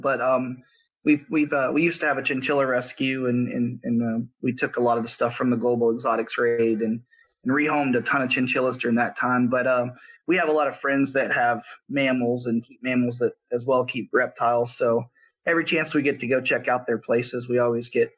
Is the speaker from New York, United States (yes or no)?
no; South Texas, United States; I grew up in South Texas